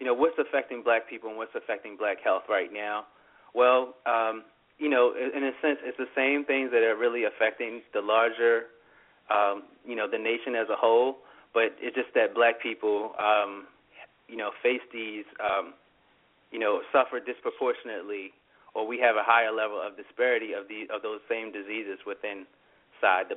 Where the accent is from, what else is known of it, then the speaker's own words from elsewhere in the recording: Pumphrey, Maryland, United States; now in Philadelphia, United States; I grew up in a small community called Pumphrey, Maryland.